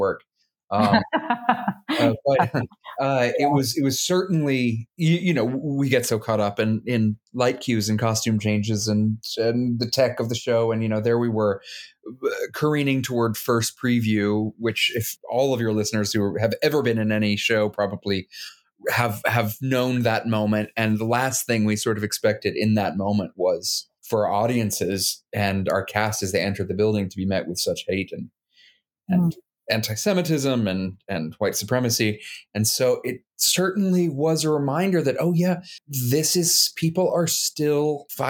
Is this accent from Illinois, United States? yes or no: no; Midland, Texas, United States; I'm a Texan. I was born in Midland, Texas